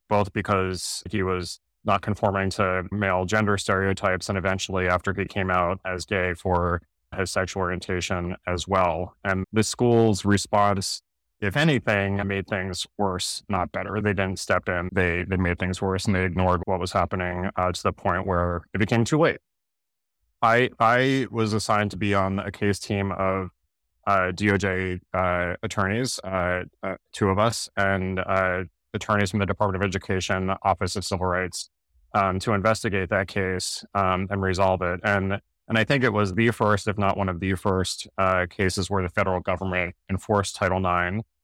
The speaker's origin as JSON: {"language": "English", "region": "New Jersey", "country": "United States", "tie": "born or raised there", "said": "I grew up in South Jersey"}